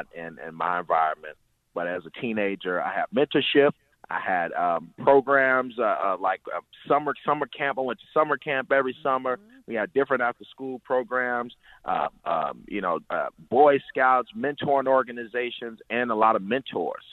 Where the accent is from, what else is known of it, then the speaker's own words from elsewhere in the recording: Chicago, Illinois, United States; as somebody who's from these neighborhoods, who really has these experiences all my life